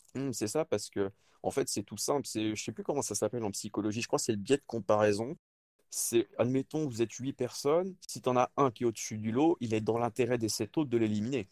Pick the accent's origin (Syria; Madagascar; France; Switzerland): France; also born or lived in Le Mans; pour nous en France